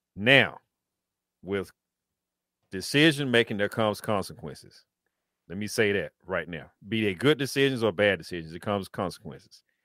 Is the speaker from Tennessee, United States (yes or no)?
yes; Tennessee, United States; Antioch, Tennessee, which is my home state